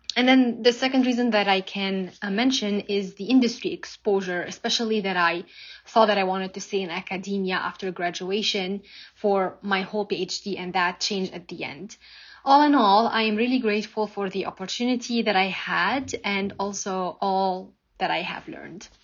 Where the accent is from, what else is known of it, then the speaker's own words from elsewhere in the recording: Lebanon; moved away as an adult; now in United States; I'm originally from Lebanon. I did my bachelor and master's degree over there, and then I moved to the States